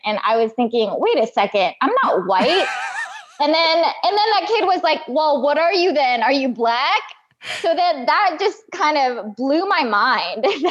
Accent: Midwest, United States; I grew up in the Midwest.

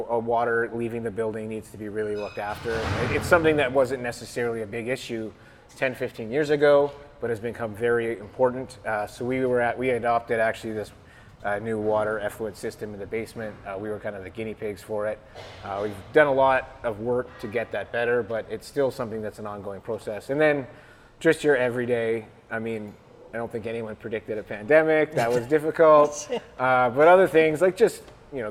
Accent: Gravenhurst, Ontario, Canada; I bought my first bike as a child in this building, and now we make beer here.

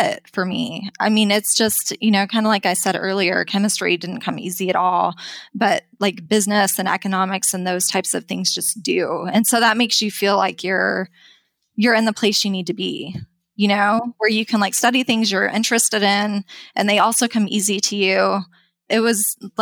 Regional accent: Wyoming, United States; moved away as an adult; also born or lived in Texas; I grew up in Wyoming

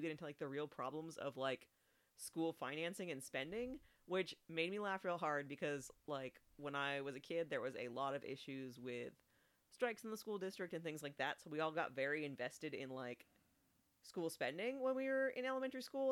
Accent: California, United States; I'm from California.

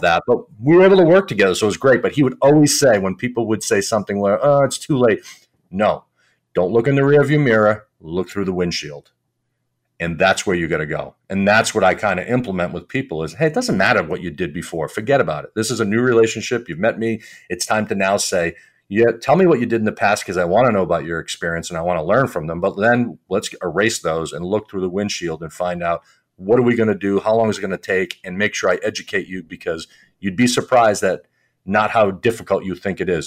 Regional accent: Providence, Rhode Island, United States; also born or lived in Boston; I grew up in Providence, right outside of Providence, Rhode Island

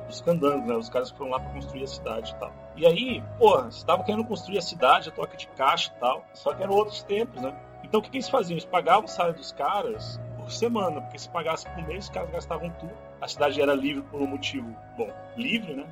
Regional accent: Brasília, Federal District, Brazil; now in Rio de Janeiro, Brazil; eu sou de Brasília, mas agora eu tô morando no Rio

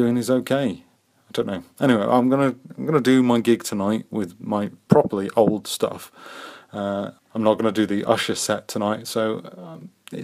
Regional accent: Wakefield, Yorkshire and the Humber, United Kingdom; moved away; also born or lived in Dunstable; I'm from a little place called Wakefield in Yorkshire.

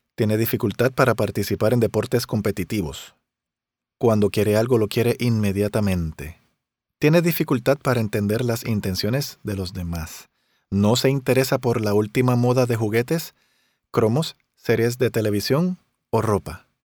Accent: Río Grande, Puerto Rico; yo en Río Grande, en mi pueblo

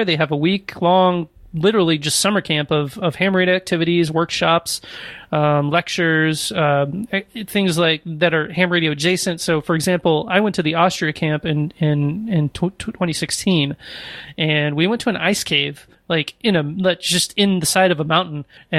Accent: Arkansas, United States; born there; also born or lived in Warrenton, Missouri; No, I was born in Arkansas and moved around and ended up in Warrenton, Missouri for a while.

